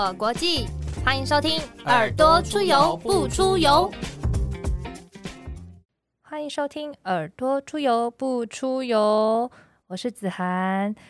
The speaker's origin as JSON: {"language": "Chinese", "region": "Taichung", "country": "Taiwan", "said": "我是台中人，"}